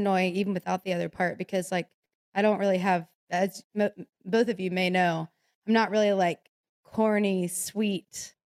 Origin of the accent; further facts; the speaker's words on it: Memphis, Tennessee, United States; Yeah, I'm from Memphis.